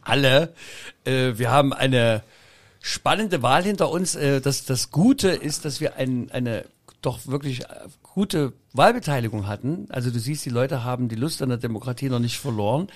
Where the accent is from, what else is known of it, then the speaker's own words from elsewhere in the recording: Saxony, Germany; ich als Sachse in Berlin noch Kabarettpreis kriege